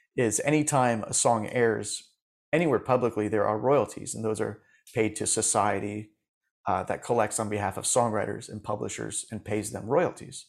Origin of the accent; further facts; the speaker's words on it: Safety Harbor, Florida, United States; I grew up in Florida, in Safety Harbor, Florida, which is like a little artsy town near Clearwater, uh, across the bay from Tampa